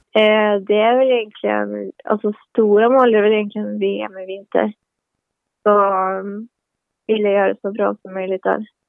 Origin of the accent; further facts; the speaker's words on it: Örnsköldsvik, Västernorrland County, Sweden; moved away as an adult; now in Trondheim, Norway; Jag kommer från Örnsköldsvik